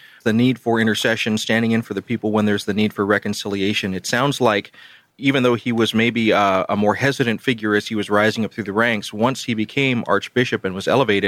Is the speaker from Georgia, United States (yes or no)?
yes; Columbus, Georgia, United States; I grew up in Columbus, Georgia, which is just north of Fort Benning